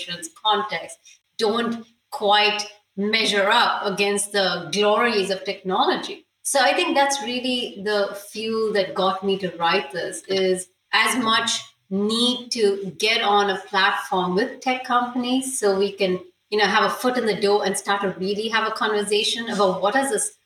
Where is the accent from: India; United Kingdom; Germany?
India; moved away; also born or lived in United States; I'm Indian